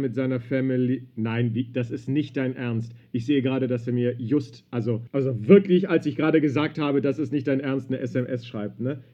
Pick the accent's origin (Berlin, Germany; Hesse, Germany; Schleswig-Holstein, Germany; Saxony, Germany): Berlin, Germany; Ich bin in Berlin groß geworden, im Westzentrum.